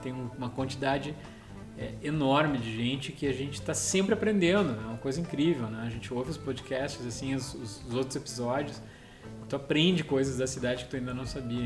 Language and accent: Portuguese; Gramado, Rio Grande do Sul, Brazil; Quando eu era criança, a gente morou ali